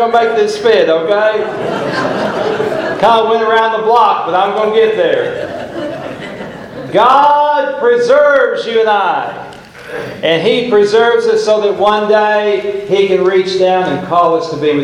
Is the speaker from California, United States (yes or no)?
no; Oklahoma, United States; I'm from Oklahoma